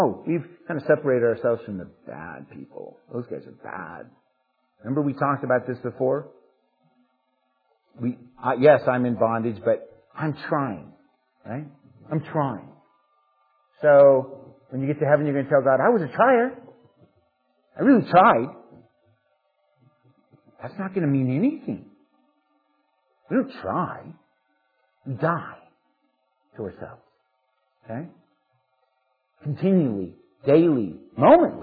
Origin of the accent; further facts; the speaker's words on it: United States; especially as Americans, but as American Christians and as churchgoers